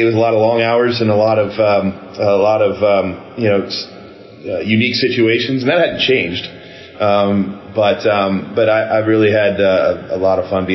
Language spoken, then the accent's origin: English; Houston, Texas, United States; also born or lived in Toledo, Ohio / Austin, Texas; I grew up here in the Houston area